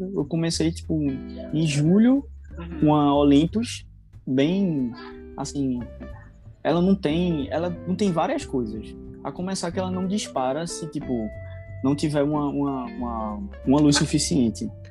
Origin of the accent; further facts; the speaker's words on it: Recife, Pernambuco, Brazil; eu tenho vinte e um anos, sou recifense